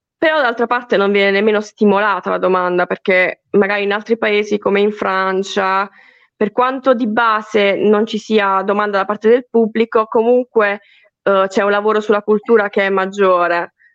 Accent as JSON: {"language": "Italian", "town": "Foggia", "region": "Apulia", "country": "Italy", "moved": "as an adult", "lives_now": "Bari, Italy", "said": "io sono di Foggia"}